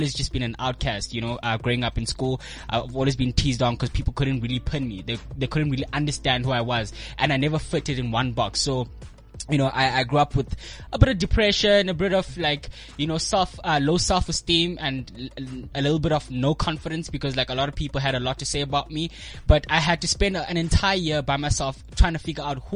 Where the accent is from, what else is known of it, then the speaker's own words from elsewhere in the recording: Eastern Cape, South Africa; moved away as an adult; now in Johannesburg, South Africa; I'm from the Eastern Cape. I recently moved to Johannesburg this year, February.